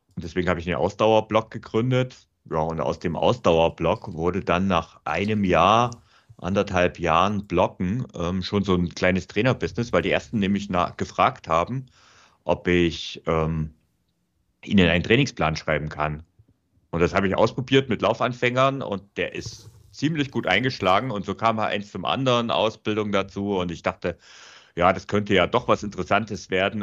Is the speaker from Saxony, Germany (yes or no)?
yes; Vogtland, Saxony, Germany; moved away as an adult; now in Munich, Germany; ich bin auch aus der Heimat weggezogen. Also ich komme ursprünglich aus dem Vogtland ähm, und bin dann nach München gezogen